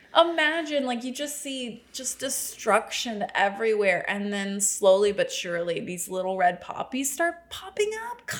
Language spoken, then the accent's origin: English; the South, United States; Growing up in the South